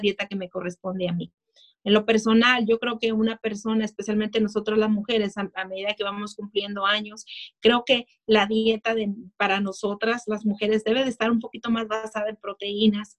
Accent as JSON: {"language": "Spanish", "town": "Tijuana", "region": "Baja California", "country": "Mexico", "tie": "born or raised there", "moved": "yes", "lives_now": "United States", "said": "yo nací en México, nací muy cerquita de aquí de Estados Unidos, nací en Tijuana"}